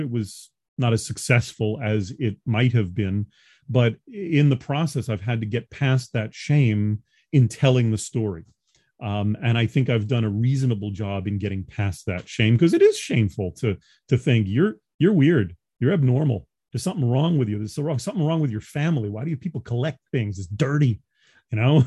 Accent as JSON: {"language": "English", "region": "New York", "country": "United States", "tie": "born or raised there", "also_born_or_lived": "Los Angeles", "moved": "yes", "said": "I'm a New Yorker by birth."}